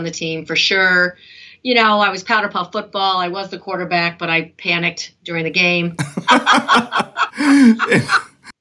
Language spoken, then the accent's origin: English; Westport, Connecticut, United States; also born or lived in Flushing, New York / Norwalk, Connecticut; And then back in 1962, moved to Westport, Connecticut. And I lived there where I grew up